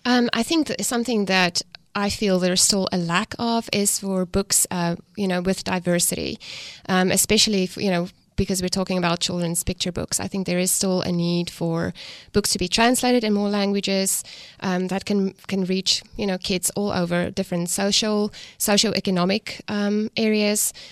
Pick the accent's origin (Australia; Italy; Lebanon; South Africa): South Africa; accent: South African; moved away as an adult; now in United States; I'm from South Africa. I grew up on a farm, um, raised and born, you know, there